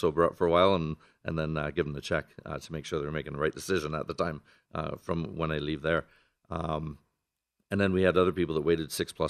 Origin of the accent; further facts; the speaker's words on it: Canada; moved away as an adult; now in Las Vegas, United States; I'm from Canada originally